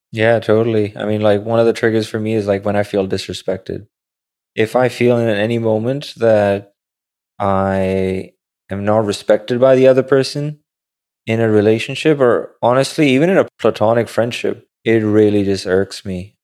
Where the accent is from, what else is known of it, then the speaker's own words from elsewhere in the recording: Pakistan; now in New York City, United States; growing up in Pakistan